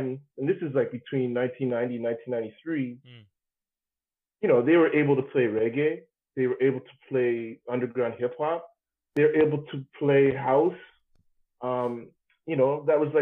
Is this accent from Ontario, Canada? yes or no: yes; Toronto, Ontario, Canada; now in Montreal, Canada; I'm from Toronto, right? I came from Toronto